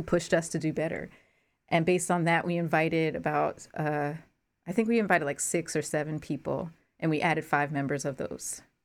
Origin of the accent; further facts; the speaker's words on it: Newark, New Jersey, United States; I grew up in New Jersey